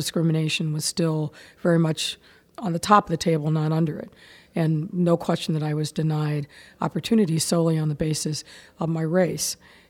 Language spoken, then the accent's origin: English; Massillon, Ohio, United States; growing up in Maslin, in a pretty segregated city where my family lived on the west side of town